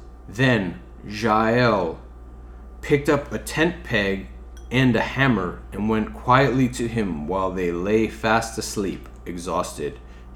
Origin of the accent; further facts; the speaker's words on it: Midwest, United States; I'm from the Midwest.